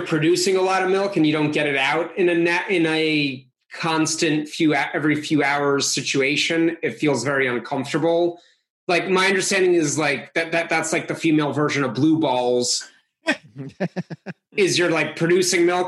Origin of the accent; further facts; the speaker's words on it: Russia; now in United States; I was born in Russia